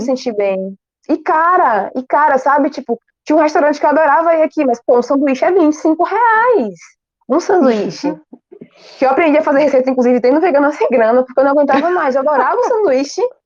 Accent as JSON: {"language": "Portuguese", "region": "Bahia", "country": "Brazil", "tie": "born or raised there", "also_born_or_lived": "Itacaré, Bahia", "said": "Hoje eu moro em Itacaré, mas eu nasci em Gambu e aqui na Bahia também"}